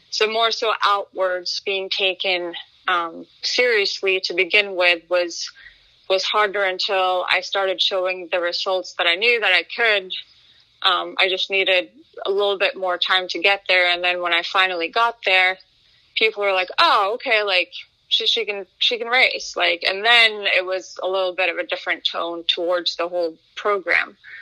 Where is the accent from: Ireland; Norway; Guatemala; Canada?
Norway; I grew up in Norway. I'm, I'm, half Swedish, half Norwegian.